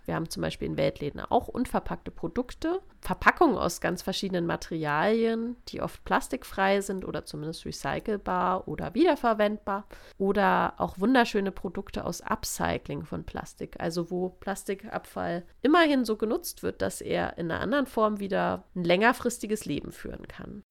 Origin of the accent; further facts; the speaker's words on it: Offenburg area, Baden-Württemberg, Germany; ich komme aus der Gegend hier